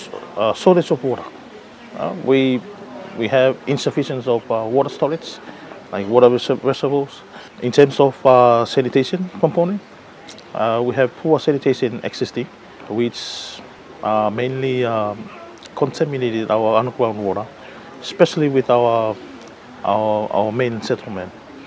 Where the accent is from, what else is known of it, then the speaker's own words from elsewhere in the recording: Tuvalu; I'm from Tuvalu